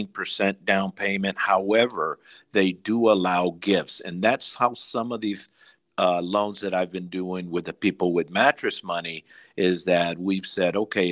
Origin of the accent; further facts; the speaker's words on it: Mexico; now in United States; this was the case with my family, as I mentioned earlier, that we came from Mexico and we didn't have any papers or anything